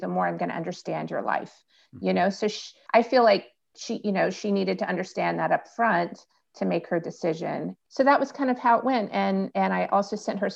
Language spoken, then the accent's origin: English; Alabama, United States; I'm from the South. I'm from Alabama.